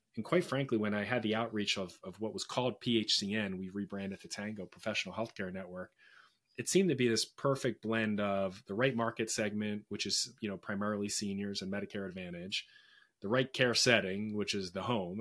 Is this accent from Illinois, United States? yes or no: no; Philadelphia, Pennsylvania, United States; I was born and raised in Philadelphia